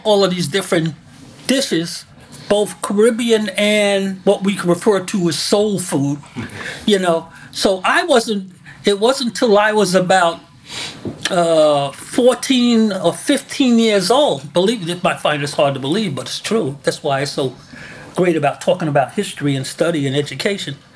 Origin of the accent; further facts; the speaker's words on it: New York City, New York, United States; we grew up in Bedford-Stuyvesant